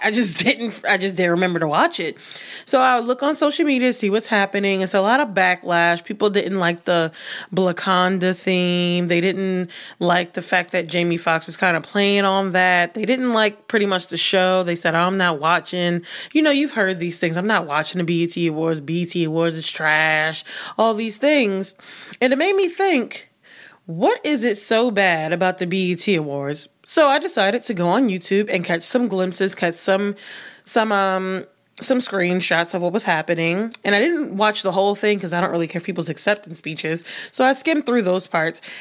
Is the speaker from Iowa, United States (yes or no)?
no; New York City, New York, United States; somebody who grew up, born and raised in New York City